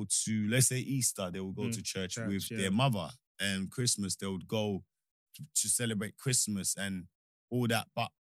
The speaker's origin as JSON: {"language": "English", "country": "Nigeria", "tie": "born or raised there", "moved": "yes", "said": "I grew up in Nigeria."}